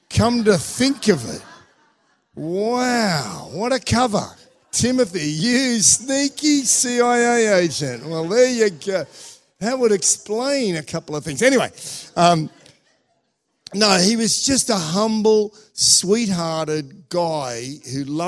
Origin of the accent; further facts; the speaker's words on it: Australia; moved away; also born or lived in Russia; I was from Australia